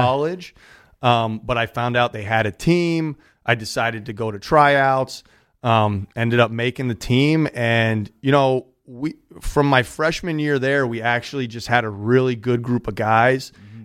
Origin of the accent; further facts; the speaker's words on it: Pittsburgh, Pennsylvania, United States; moved away as an adult; also born or lived in New York City / Westport, Connecticut / Reading; So I'm from Southwestern PA, from uh-huh. Pittsburgh